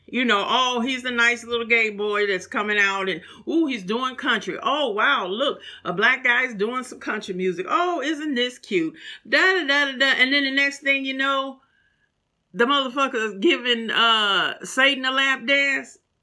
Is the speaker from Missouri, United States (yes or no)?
yes; St. Louis, Missouri, United States; moved away; my hometown of St. Louis